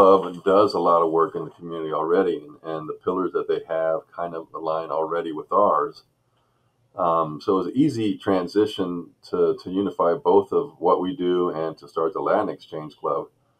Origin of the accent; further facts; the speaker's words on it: Seville, Andalusia, Spain; also born or lived in Okinawa, Japan / Columbus, Ohio; So I originally moved to Columbus, Ohio from Okinawa, Japan. My father was military. So I grew up in Seville, Spain.